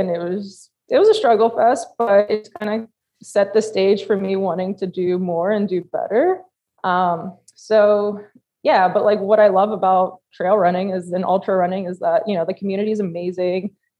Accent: Poland; now in United States; I actually flew to my home country of Poland to celebrate

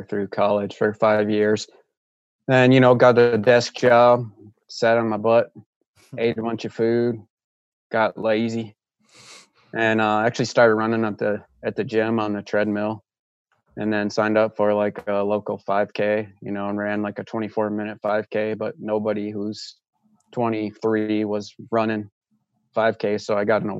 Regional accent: Michigan, United States; moved away as an adult; also born or lived in Toledo, Ohio; now in Raleigh, United States; Originally from Michigan, went to college in Toledo

